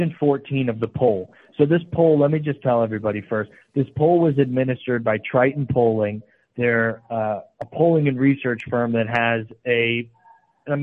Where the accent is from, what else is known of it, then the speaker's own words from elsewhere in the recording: New York, United States; my home state of New York. Even there in upstate New York